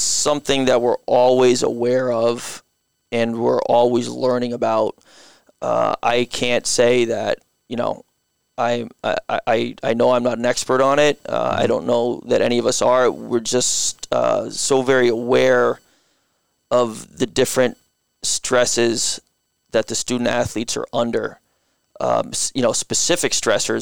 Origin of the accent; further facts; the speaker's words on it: Guilford, Connecticut, United States; I grew up in Guilford